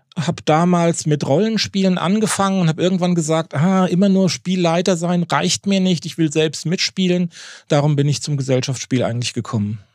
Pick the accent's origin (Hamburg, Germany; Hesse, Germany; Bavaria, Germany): Hesse, Germany; Darmstadt; moved away as an adult; also born or lived in Jork, Lower Saxony; now in Northern Germany; Ich bin gebürtig aus Darmstadt, mhm. also aus dem Rhein-Main-Gebiet